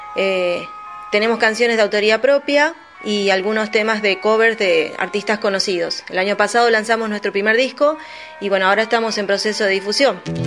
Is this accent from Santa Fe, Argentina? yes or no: yes; Santa Fe, Argentina; somos de Santa Fe